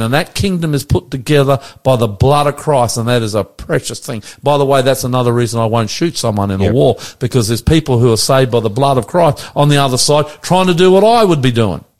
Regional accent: Sydney, New South Wales, Australia; we're from the West. Hunter, you and me, we're boys from the West, born in the West

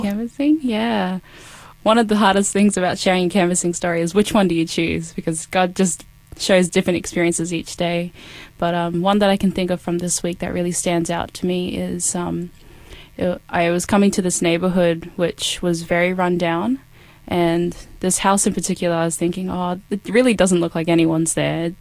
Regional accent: Cairns, Queensland, Australia; now in Adelaide, Australia; I am from Cairns, so that was where I was born. That's my hometown

